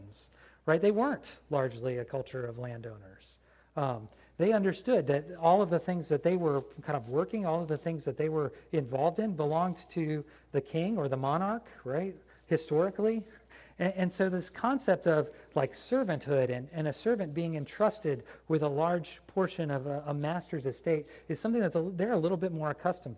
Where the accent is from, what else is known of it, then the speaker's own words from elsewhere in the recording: United States; I'm an American